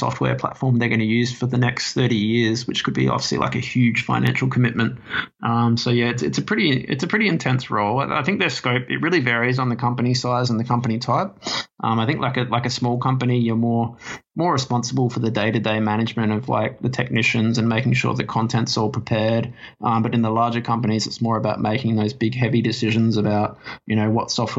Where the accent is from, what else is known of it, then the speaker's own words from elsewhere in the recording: Adelaide, South Australia, Australia; moved away as an adult; now in Sydney, Australia; I obviously moved from my hometown of Adelaide to Sydney about 4 or 5 years ago.